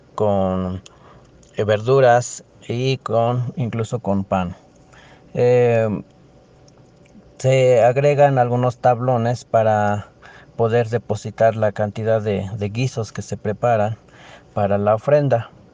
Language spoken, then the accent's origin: Spanish; Teziutlán, Puebla, Mexico; soy de Teciutlán, Puebla